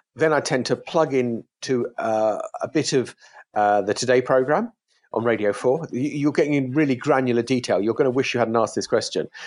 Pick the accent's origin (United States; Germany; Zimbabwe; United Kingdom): United Kingdom; as a British person